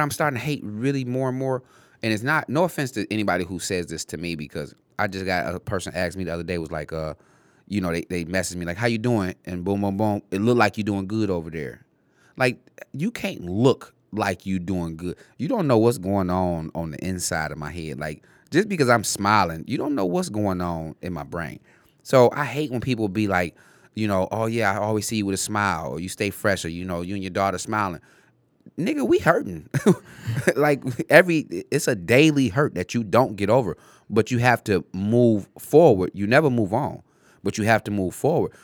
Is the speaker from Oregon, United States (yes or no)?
no; Detroit, Michigan, United States; I grew up on Tireman and Livenoy